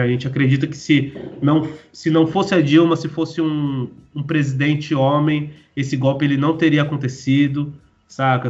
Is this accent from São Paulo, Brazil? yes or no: yes; Guarulhos, São Paulo, Brazil; saí da minha quebrada, sozinho, né? É, saí, saí dali de, de Guarulhos, do Jardim Reis, da favela do 12. Foi o primeiro momento da minha vida, com 17 anos, que eu saí